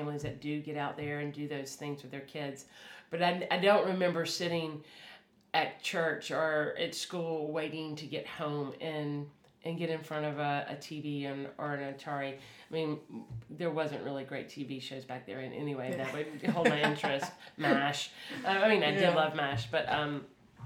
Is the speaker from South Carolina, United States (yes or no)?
yes; South Carolina, United States; I'm from South Carolina